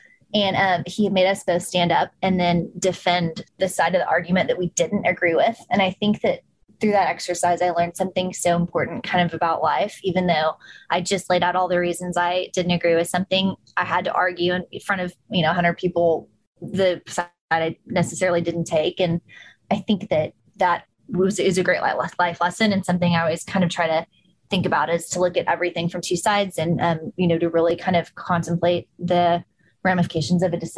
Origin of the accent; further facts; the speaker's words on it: Far West Texas, United States; also born or lived in New York City; we grew up in Far West Texas on the border